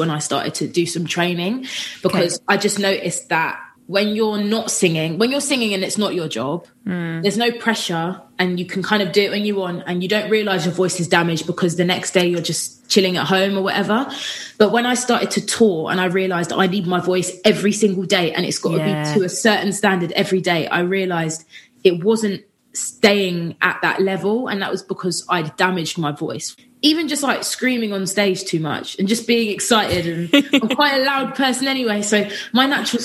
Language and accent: English; Watford, East of England, United Kingdom; I grew up in Watford. So I'm from Watford. Which is just outside of London.